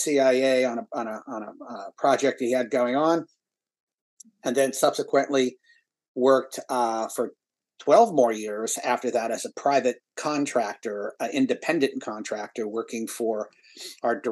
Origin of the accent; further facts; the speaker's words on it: Ohio, United States; moved away as an adult; also born or lived in San Francisco, California; I was born in Ohio. I was a paper boy, an altar boy, raised Catholic, went to undergraduate at Ohio State University